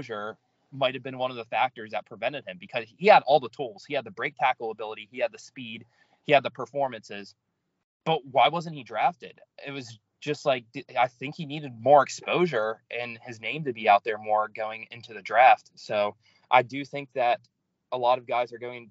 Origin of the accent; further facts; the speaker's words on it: Texas, United States; I'm from Texas.